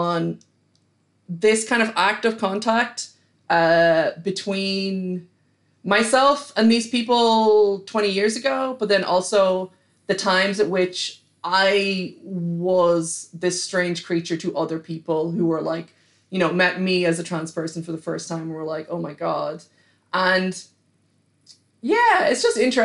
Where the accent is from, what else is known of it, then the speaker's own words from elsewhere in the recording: Killybegs, Ulster, Ireland; I grew up in Donegal, which is like the far kind of northwest coast of Ireland